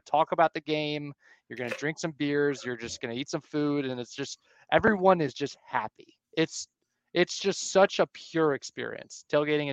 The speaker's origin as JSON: {"language": "English", "area": "Montgomery County", "region": "Maryland", "country": "United States", "tie": "born or raised there", "said": "I grew up in Montgomery County"}